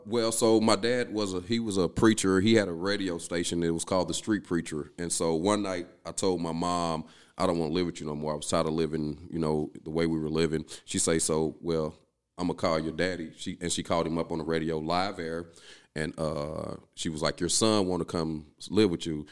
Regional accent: East St. Louis, Illinois, United States; moved away as an adult; I'm originally from East Saint Louis.

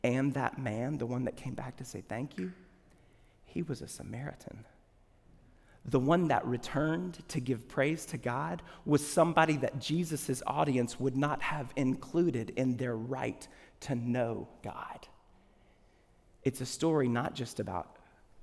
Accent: the South, United States; When I was little, I grew up in the South.

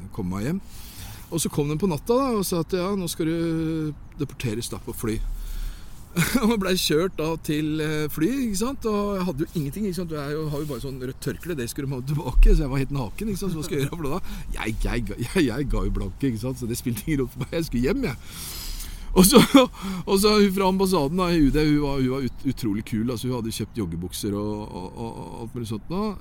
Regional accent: Norway; also born or lived in Oslo; vi fikk en god skole her hjemme i Norge

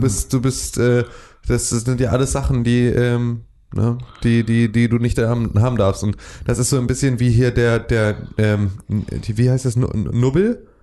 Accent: Northern Germany, Germany; wir sind irgendwie Nordlichter

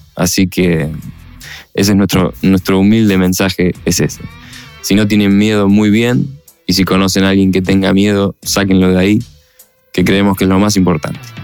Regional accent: Buenos Aires, Argentina; Somos una banda de rock de Buenos Aires, Argentina

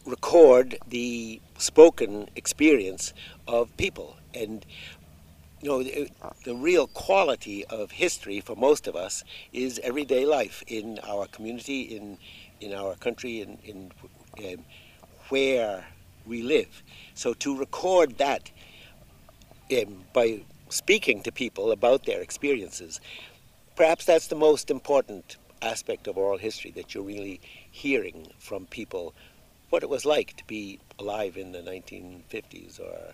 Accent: Boston, Massachusetts, United States; moved away as an adult; now in Callan, Ireland; I've lived in the postal district of Callan since 1979, though I was born and reared in Boston

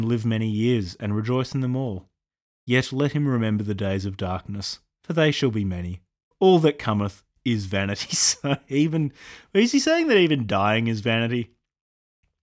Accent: Australia; I'm an Australian

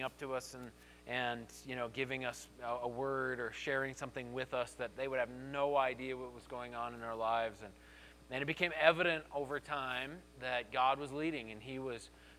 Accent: Colorado Springs, Colorado, United States; I grew up here in Colorado Springs, and I grew up going to New Life

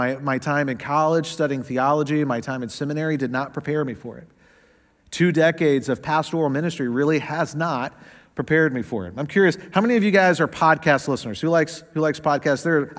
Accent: the South, United States; Now, I know I don't sound like it, but I am from the South, the fried chicken South. And I grew up going to Southern Baptist churches.

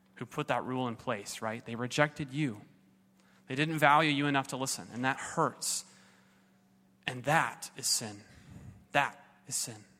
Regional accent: Southern California, United States; I was raised in Southern California

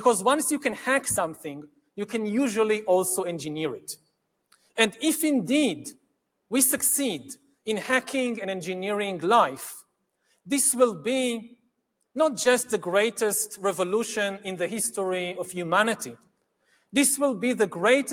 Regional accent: Israel; my home country of Israel

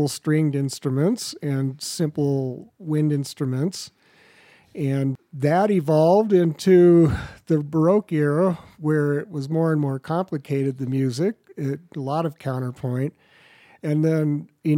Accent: Los Angeles, California, United States; born or raised there

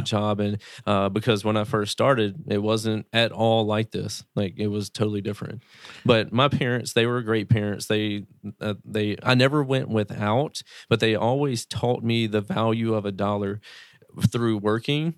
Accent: Greenville, Mississippi, United States; I come from a small town in Mississippi, United States, Greenville, Mississippi

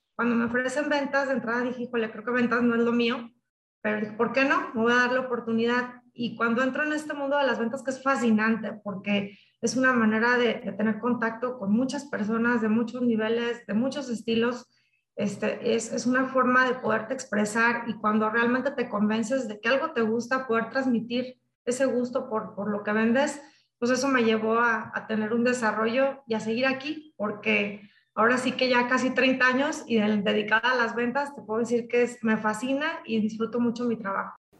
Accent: La Piedad, Michoacán, Mexico; moved away as an adult; also born or lived in Guadalajara, Mexico; yo soy de La Piedad, Michoacán, soy de Michoacán. Eh, inicié pues en una familia muy unida

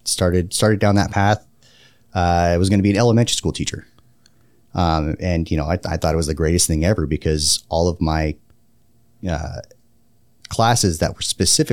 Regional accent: Woodland, California, United States; Yeah, so I grew up outside Sacramento, a little town called Woodland. It's right next to Davis, where UC Davis is, which is a fairly well-known institution of higher learning. I grew up there, little small farming community, so not unlike Wisconsin.

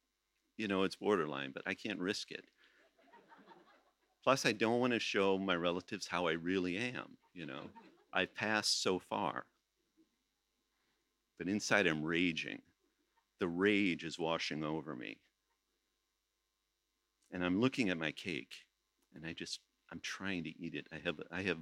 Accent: United States; They know I'm American

